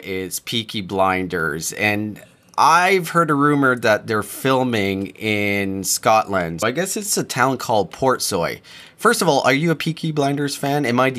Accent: New Brunswick, Canada; And so we're in Canada and I grew up really close to Nova Scotia. I grew up in New Brunswick

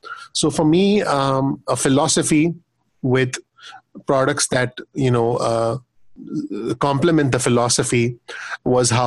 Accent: India; now in United States; having lived, living and growing up in India

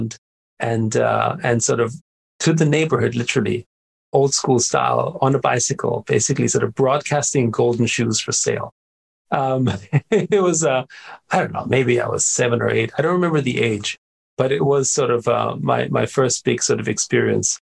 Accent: Austria; I grew up in Austria

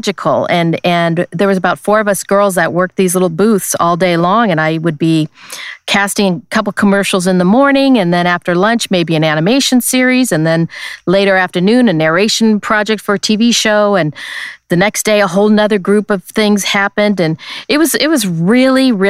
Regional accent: Los Angeles, California, United States; I grew up here in Los Angeles

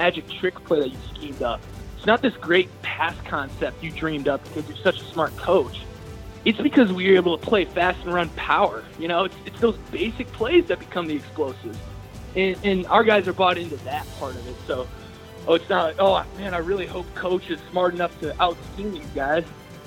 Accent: Green Bay, Wisconsin, United States; I was born and raised in Green Bay, Wisconsin

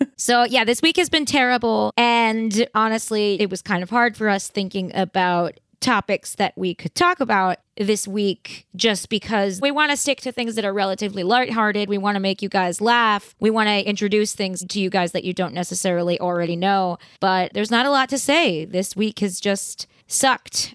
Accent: New York, United States; I grew up in New York and I went to a fairly politically liberal school

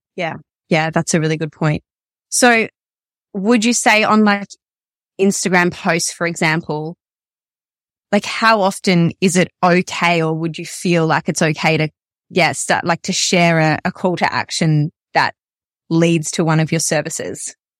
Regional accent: Melbourne, Victoria, Australia; I'm from Melbourne and I, I work exclusively online

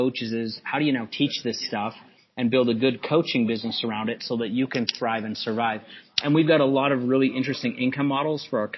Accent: Calgary, Alberta, Canada; I was born and raised in Calgary. I went to junior high and high school and all these schools

